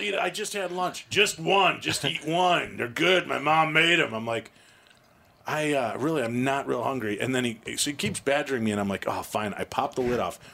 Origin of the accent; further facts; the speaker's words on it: United States; I'm from America